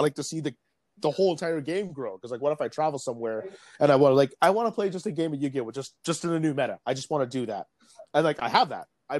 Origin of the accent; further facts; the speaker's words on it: Vietnam; because I'd also like to see that in my home country of Vietnam.